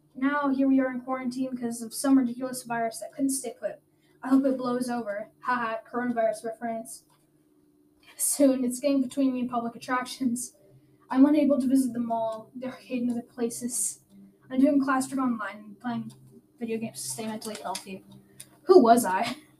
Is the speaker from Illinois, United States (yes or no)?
no; Garland, Texas, United States; also born or lived in Sonterra / Seacrest; I was born in Garland, Texas, in in 2009